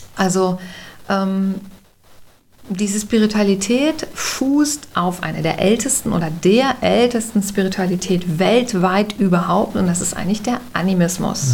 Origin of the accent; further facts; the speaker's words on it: Bergisches Land, North Rhine-Westphalia, Germany; ich bin aufgewachsen im Wald